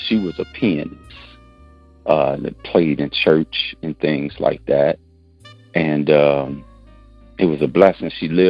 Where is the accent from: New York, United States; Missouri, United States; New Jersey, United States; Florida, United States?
Missouri, United States; St. Louis; also born or lived in San Francisco; I was born in San Francisco, but I grew up in St. Louis.